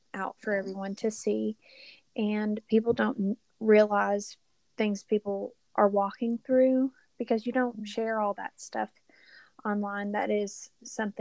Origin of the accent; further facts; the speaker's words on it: Knoxville, Tennessee, United States; moved away as an adult; now in Alabama, United States; I am originally from Knoxville, Tennessee, and am a transplant to the state of Alabama.